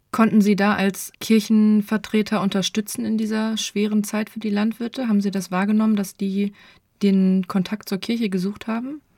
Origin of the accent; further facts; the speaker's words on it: Nienburg, Lower Saxony, Germany; also born or lived in Göttingen; gebürtig komme ich tatsächlich aus Nienburg